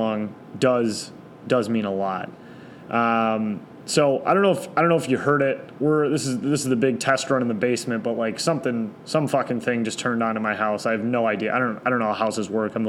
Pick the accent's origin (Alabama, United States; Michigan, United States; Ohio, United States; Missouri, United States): Michigan, United States; Detroit; also born or lived in East Lansing, Michigan / Chicago, Illinois; I grew up in East English Village my entire life.